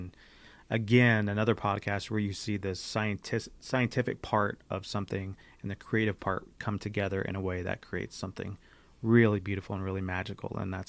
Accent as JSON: {"language": "English", "town": "Riverside", "region": "California", "country": "United States", "tie": "born or raised there", "said": "we've newer to Redlands, obviously, growing up in Riverside."}